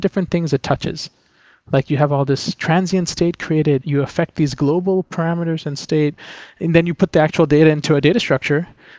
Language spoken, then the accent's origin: English; Philippines; now in New York, United States; I grew up in the Philippines, but I had a lot of exposure to the US and other countries. I grew up in an international environment, and I went to college at MIT in Cambridge, in Massachusetts.